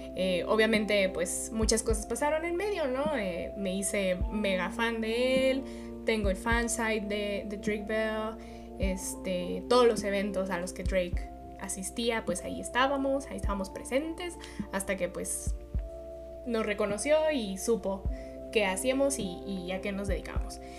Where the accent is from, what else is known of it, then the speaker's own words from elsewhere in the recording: Mexico; yo soy mexicana